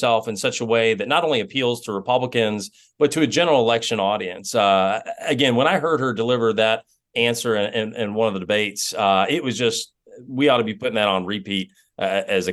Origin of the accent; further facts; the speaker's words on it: Georgia, United States; I come from Georgia